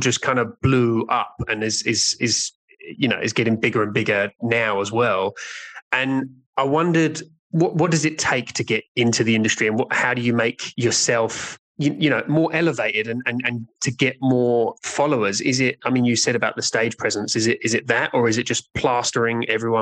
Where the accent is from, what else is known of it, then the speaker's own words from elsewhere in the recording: England, United Kingdom; I'm English